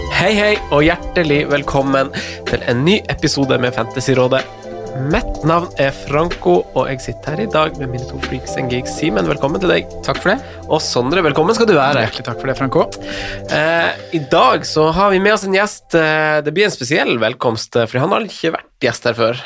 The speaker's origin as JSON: {"language": "Norwegian", "town": "Finnsnes", "region": "Troms", "country": "Norway", "said": "jeg er jo fra Finnsnes"}